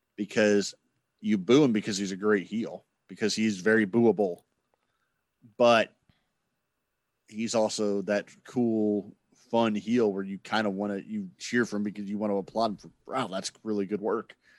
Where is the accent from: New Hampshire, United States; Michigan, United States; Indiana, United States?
Indiana, United States; Indianapolis; growing up in Indianapolis